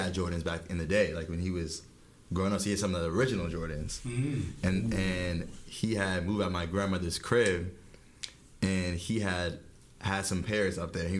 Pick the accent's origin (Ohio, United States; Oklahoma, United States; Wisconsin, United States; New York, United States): New York, United States; New York City; also born or lived in Harlem, New York; I'm from Brooklyn, New York, but now reside out in Harlem, as where we are right now.